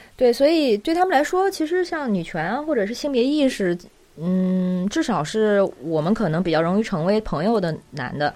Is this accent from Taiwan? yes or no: no; China; moved away as an adult; also born or lived in New Zealand; 我作为中国人的身份